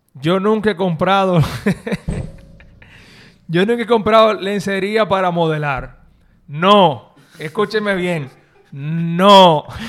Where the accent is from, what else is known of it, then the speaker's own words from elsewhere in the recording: Dominican Republic; un dominicano averaje, un, un, una persona como tú y como, bueno, como yo